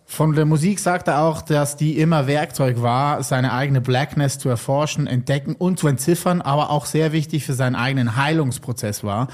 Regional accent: valley neighbouring Buttisholz, Lucerne, Switzerland; Das ist im Nachbartal von wo ich aufgewachsen

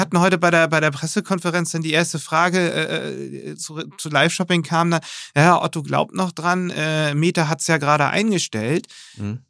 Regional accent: Germany; gerade als Deutsche

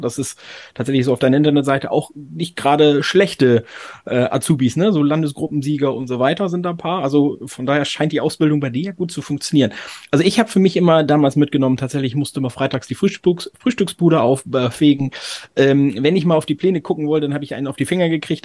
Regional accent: Oldenburg, Lower Saxony, Germany; ich habe in Oldenburg studiert. Ich komme aus Oldenburg

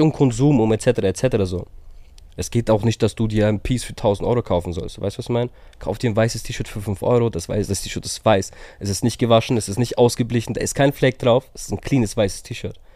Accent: Herzogenaurach, Bavaria, Germany; aus Herzogenaurach

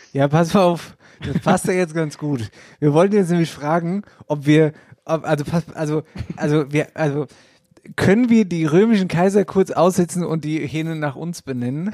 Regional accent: Wetterau, Hesse, Germany; hier bei uns in der Wetterau

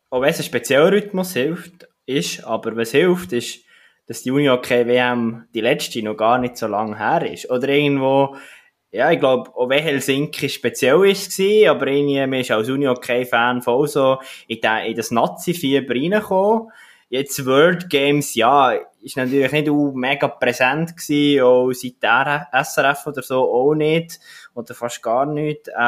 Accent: Switzerland; für mich auch als Schweizer Sportfan

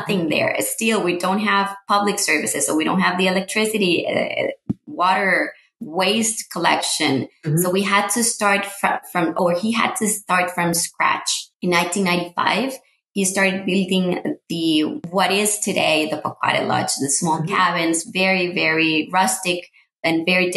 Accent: Cartago, Costa Rica; English is a second language; moved away as an adult; now in San Jose, Costa Rica; I'm Costa Rican, born and raised in Costa Rica. I was born in Cartago

